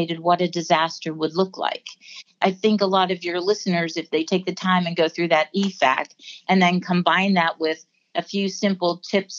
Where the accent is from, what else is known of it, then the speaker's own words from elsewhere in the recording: Pennsylvania, United States; I grew up in Pennsylvania